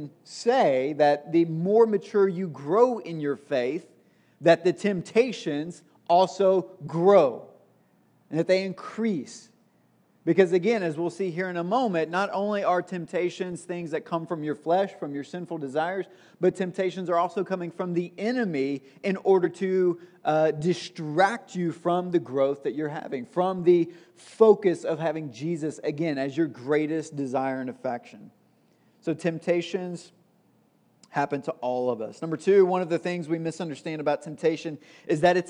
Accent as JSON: {"language": "English", "region": "Tennessee", "country": "United States", "moved": "yes", "said": "I was actually back in Tennessee just for a couple of days this past week, which is where I'm from"}